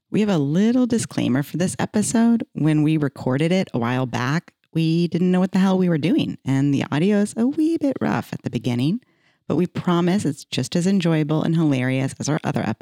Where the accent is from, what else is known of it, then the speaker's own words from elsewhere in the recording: Dallas, Texas, United States; also born or lived in Los Angeles; we are all from Texas and raised in Dallas.